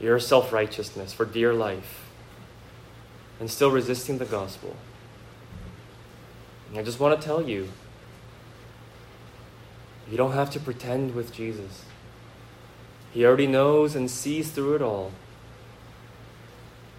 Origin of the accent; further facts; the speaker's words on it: Bay Area, California, United States; moved away; I grew up here in the Bay Area, and so I know the Bay Area pretty well